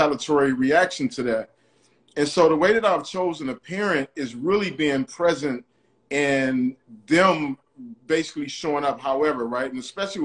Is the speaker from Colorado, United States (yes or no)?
no; Detroit, Michigan, United States; I grew up like in Detroit